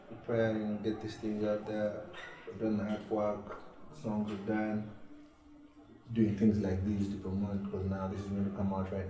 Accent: Kenya; Me, I'm Kenyan, so I do Swahili.

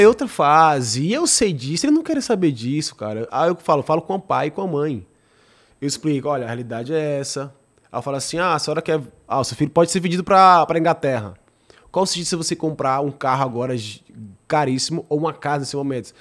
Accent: Fortaleza, Ceará, Brazil; na minha cidade, onde eu cresci

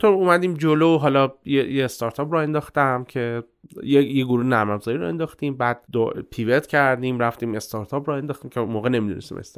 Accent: Abadan, Khuzestan, Iran; born there; متولد آبادان هستم از سمت پدری خب اصالتا هم

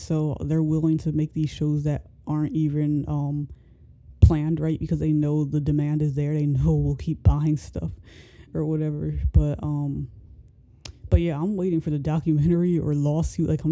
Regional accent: United States; I'm American

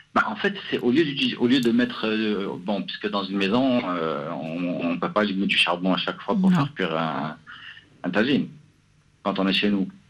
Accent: Morocco; now in Casablanca, Morocco; je suis marocain.

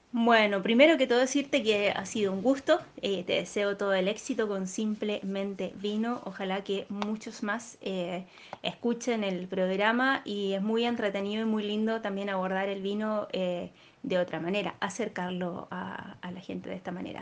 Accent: Chile; now in Punta del Este, Uruguay; soy chilena, sommelier profesional

